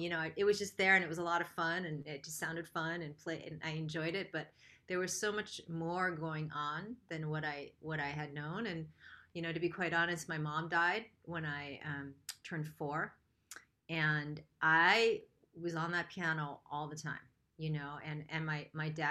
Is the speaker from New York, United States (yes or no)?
yes; Rochester, New York, United States; I grew up in Rochester, New York.